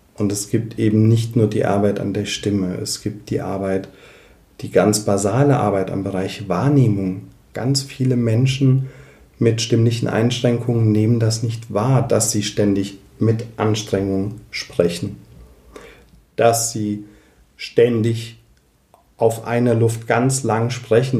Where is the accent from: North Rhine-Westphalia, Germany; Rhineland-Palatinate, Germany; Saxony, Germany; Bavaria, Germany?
Rhineland-Palatinate, Germany; Koblenz; bei uns in Koblenz